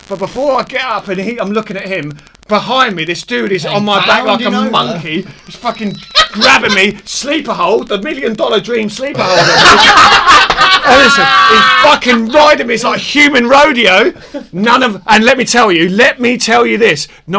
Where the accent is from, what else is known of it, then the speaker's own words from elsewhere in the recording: Brighton, South East England, United Kingdom; I'm from Brighton.